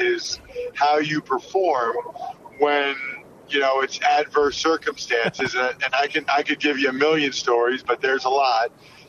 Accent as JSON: {"language": "English", "area": "outside of Philly", "region": "Pennsylvania", "country": "United States", "tie": "born or raised there", "also_born_or_lived": "Princeton, New Jersey / Northern Virginia / Dallas / Buffalo", "moved": "as an adult", "said": "So I grew up outside of Pennsylvania, outside of Philly in Pennsylvania. Uh-huh. I love my hometown. I've lived in Princeton, New Jersey for college. I've lived in Washington, D.C., really Northern Virginia for the Redskins, mm-hmm. Dallas for the Cowboys"}